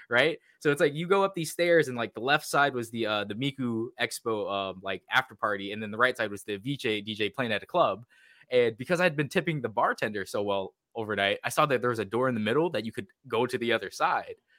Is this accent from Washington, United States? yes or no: yes; Washington, United States; we're both from Washington